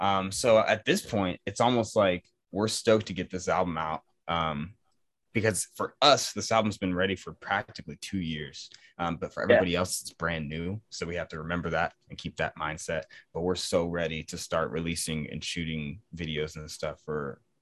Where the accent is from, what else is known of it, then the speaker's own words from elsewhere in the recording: East Coast, United States; Well, I'm from the East Coast, so I would love to play over there.